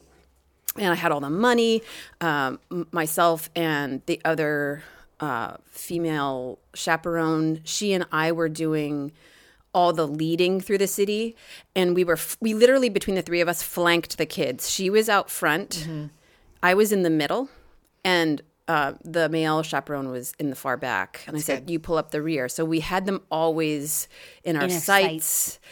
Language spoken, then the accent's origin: English; Maine, United States; hi, we're from Maine.